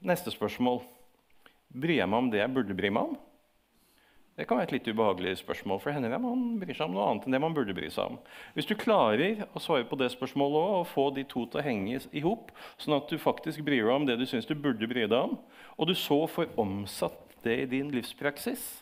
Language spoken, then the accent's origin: Norwegian; Moss, Østfold, Norway; Jeg er mossing, da.